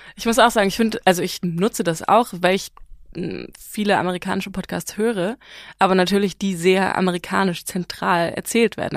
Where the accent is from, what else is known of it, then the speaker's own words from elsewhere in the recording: Hamburg, Germany; first language German and Farsi; moved away as an adult; also born or lived in Iran (family background); now in Berlin, Germany; ich komme halt aus Hamburg